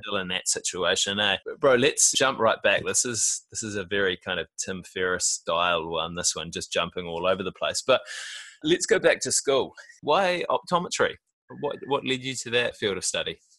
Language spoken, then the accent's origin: English; Auckland, New Zealand; I was born in West Auckland